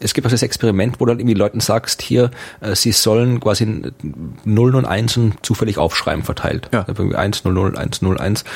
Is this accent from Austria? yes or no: yes; Austria; als Österreicher